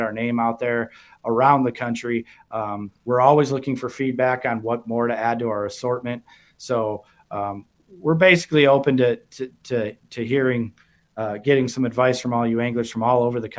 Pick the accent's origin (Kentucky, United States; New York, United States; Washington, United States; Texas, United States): New York, United States; Syracuse; moved away; also born or lived in Minnesota; I grew up in Syracuse